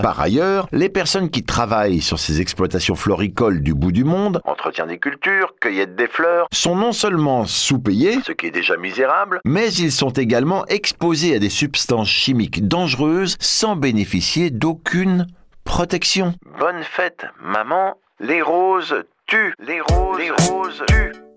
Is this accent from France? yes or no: yes; France; chez nous en France